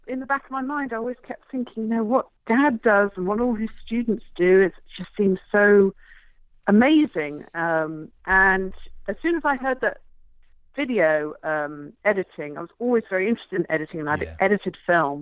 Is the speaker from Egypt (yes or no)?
no; England, United Kingdom; moved away; I grew up in England